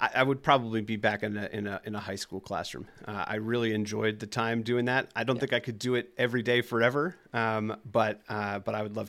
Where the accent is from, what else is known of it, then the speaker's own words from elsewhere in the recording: New Jersey, United States; accent: New Jersey; I'm from New Jersey, and I've been noticing a couple of words that come out that make me sound like New Jersey, like coffee, stuff like that.